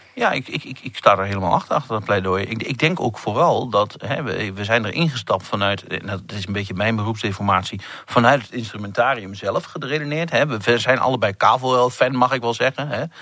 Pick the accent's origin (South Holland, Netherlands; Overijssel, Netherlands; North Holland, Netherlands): Overijssel, Netherlands; eastern Netherlands, about twenty kilometres from Tubbergen; accent: eastern Dutch; je hoort het al een klein beetje aan mijn accent. Ik kom ergens uit het eh, agrarische deel van Nederland, met name het oosten des lands